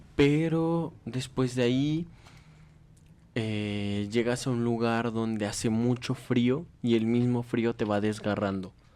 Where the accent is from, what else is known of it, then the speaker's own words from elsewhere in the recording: Mexico; como somos mexicanos